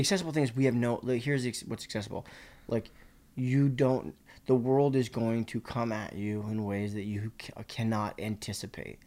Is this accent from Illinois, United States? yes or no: no; Boston, Massachusetts, United States; moved away; when I grew up in Boston